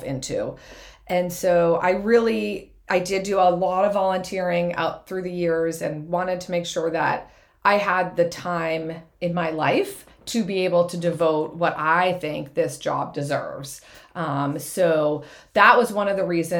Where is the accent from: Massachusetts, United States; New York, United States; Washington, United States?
Massachusetts, United States; Scituate; now in Braintree, United States; I grew up in Scituate